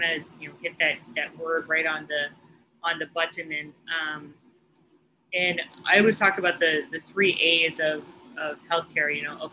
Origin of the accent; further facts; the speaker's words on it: Oahu, Hawaii, United States; I'm from Oahu, but my family mainly lives on Hawaii Island